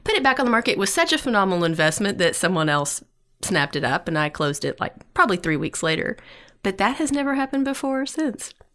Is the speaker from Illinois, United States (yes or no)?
no; East Tennessee, United States; I'm from East Tennessee.